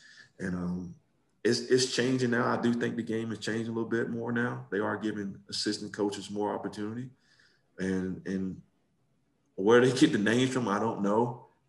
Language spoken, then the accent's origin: English; Belle Glade, Florida, United States; moved away as an adult; also born or lived in West Virginia; now in Pennsylvania, United States; Florida always holds a special place for me growing up in Belgrade. Everybody from my high school went to Florida. I think I broke it when I left and went to West Virginia.